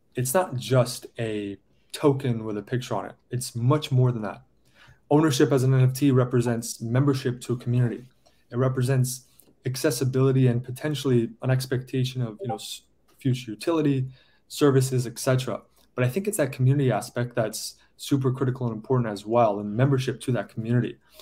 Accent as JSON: {"language": "English", "town": "San Diego", "region": "California", "country": "United States", "moved": "yes", "lives_now": "New York, United States", "said": "I'm from San Diego originally."}